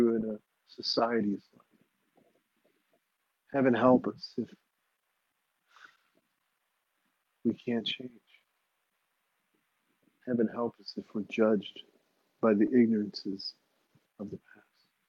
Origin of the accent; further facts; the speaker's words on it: United States; I was raised in the United States